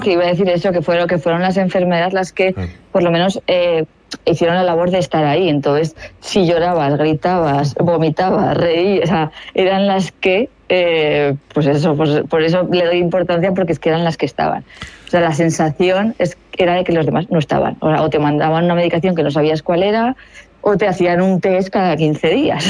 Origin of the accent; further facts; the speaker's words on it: Aragon, Spain; soy de Aragón